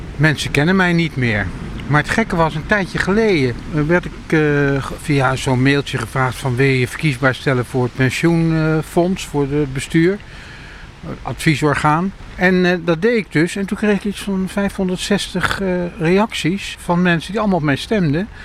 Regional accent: Amersfoort, Utrecht, Netherlands; moved away; also born or lived in Rotterdam; ik ben opgegroeid in Amersfoort voordat ik in Rotterdam kwam wonen.

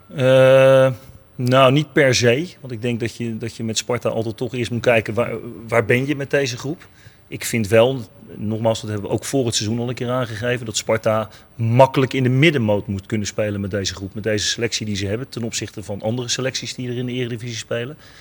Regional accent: Rotterdam, South Holland, Netherlands; wij als Rotterdammers

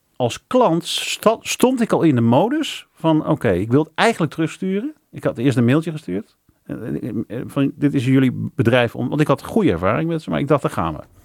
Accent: Netherlands; als Nederlander, als Nederlands ondernemer

